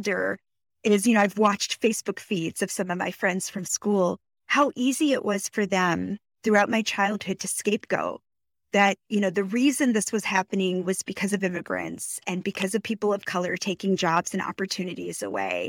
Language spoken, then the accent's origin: English; Rochester, New York, United States; My family immigrated to Rochester, New York in 1975.